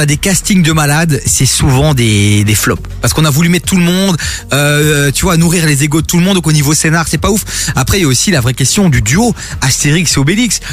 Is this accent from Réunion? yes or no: no; Dilbeek, Flanders, Belgium; moi de Dilbeek.